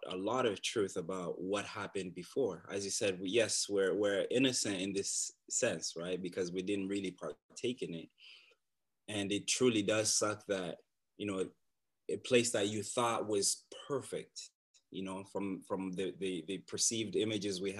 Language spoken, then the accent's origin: English; Bukavu, South Kivu, DR Congo; also born or lived in Uganda; now in Canada; I was born in a small and beautiful city called Bukavu in the Democratic Republic of Congo.